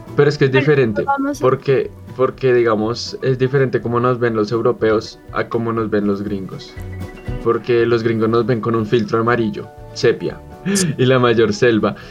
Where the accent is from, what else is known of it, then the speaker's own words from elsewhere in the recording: Colombia; Somos tan colombianos